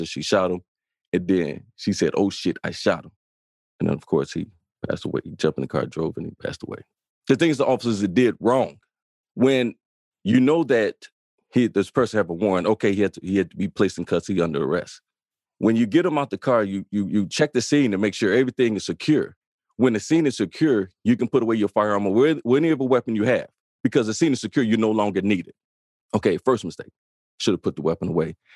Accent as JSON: {"language": "English", "town": "Chicago", "region": "Illinois", "country": "United States", "tie": "born or raised there", "said": "I'm also a south side of Chicago, born and raised in the Inglewood neighborhood."}